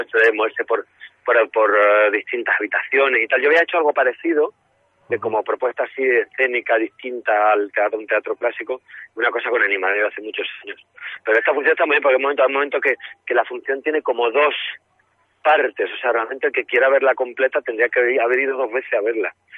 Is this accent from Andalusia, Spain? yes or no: yes; Málaga, Andalusia, Spain; moved away; mi tierra